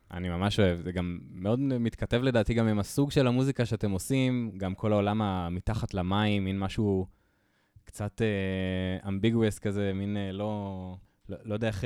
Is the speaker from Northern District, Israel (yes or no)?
yes; near Karmiel, Northern District, Israel; אני מחור ליד כרמיאל